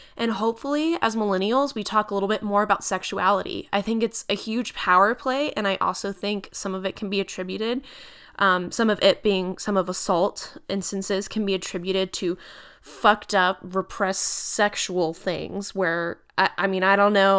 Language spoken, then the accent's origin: English; United States; we are their employers as American citizens